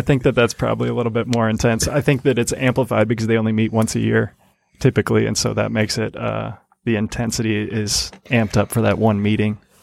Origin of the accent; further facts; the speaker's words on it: Grand Rapids, Michigan, United States; also born or lived in Chapel Hill, North Carolina; I moved to Grand Rapids, Michigan